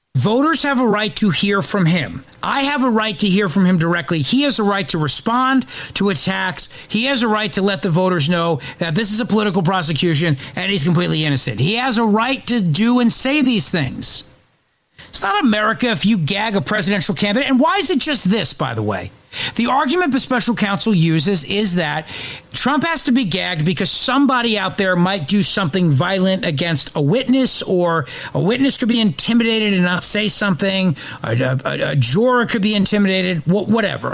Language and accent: English; New Jersey, United States; I broadcast out of Philadelphia. I live in New Jersey, and I grew up in New Jersey